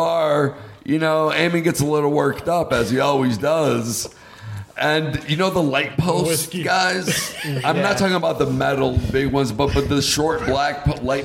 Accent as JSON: {"language": "English", "town": "Hamtramck", "region": "Michigan", "country": "United States", "tie": "born or raised there", "said": "growing up in Hamtramck"}